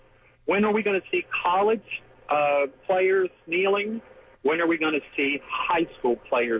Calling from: Jacksonville, Florida, United States; I'm at Blount Island, out working this morning.

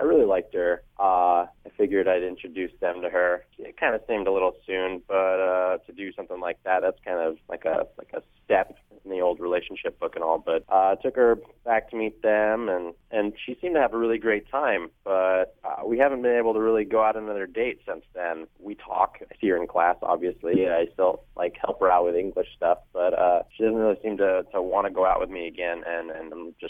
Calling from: Huber Heights, Ohio, United States; I'm calling from Huber.

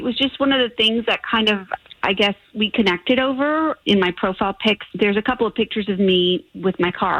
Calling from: Ocoee, Florida, United States

